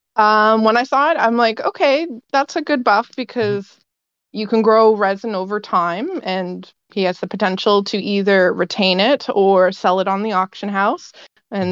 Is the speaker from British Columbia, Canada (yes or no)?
yes; Vancouver, British Columbia, Canada; I am from Vancouver